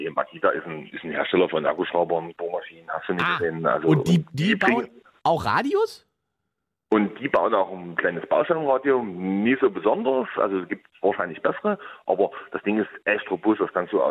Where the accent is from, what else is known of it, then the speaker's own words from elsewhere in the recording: Dresden, Saxony, Germany; ich komme aus dem Wald, aus dem, aus dem Rand von Dresden, direkt aus dem Wald.